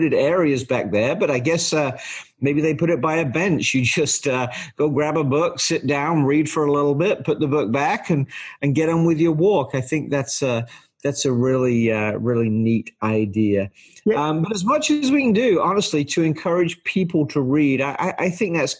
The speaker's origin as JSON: {"language": "English", "region": "England", "country": "United Kingdom", "tie": "born or raised there", "moved": "yes", "lives_now": "United States", "said": "when I was in elementary school in England"}